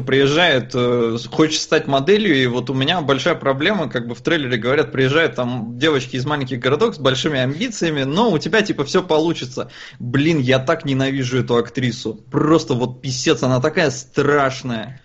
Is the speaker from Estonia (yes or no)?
yes; Estonia; я родился и вырос в Эстонии